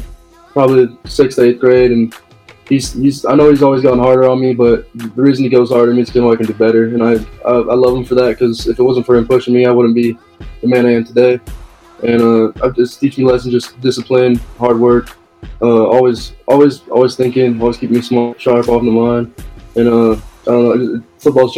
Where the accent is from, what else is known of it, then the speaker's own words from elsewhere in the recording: Idaho, United States; I'm from Idaho